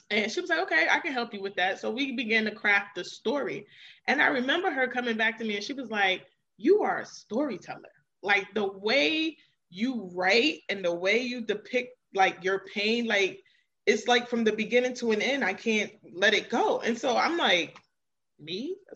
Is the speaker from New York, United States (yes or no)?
yes; New York City, New York, United States; now in Maryland, United States; I am originally from Queens, New York, so shout out to all the New Yorkers and I currently reside in Maryland.